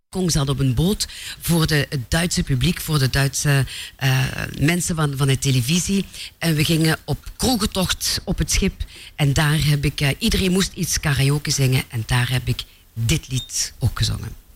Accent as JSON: {"language": "Dutch", "town": "Mopertingen", "region": "Flanders", "country": "Belgium", "tie": "born or raised there", "said": "mopetingen is heel nederig, een klein dorpje, eh, twaalfhonderd inwoners. Maar ik ben daar geboren"}